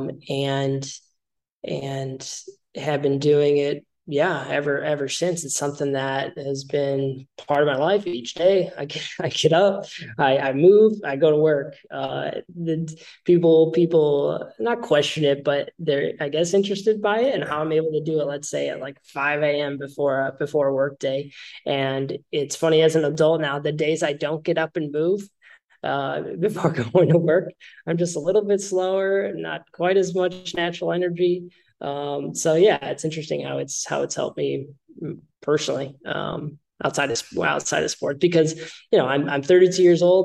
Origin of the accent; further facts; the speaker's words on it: Naperville, Illinois, United States; now in Rockford, United States; I'm from Naperville. I grew up there, went to high school there, or born there, grew up there